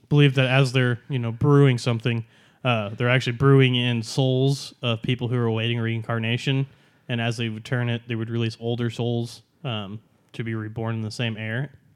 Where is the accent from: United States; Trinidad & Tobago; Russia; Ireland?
United States; Norman, Oklahoma; we're from Norman, Oklahoma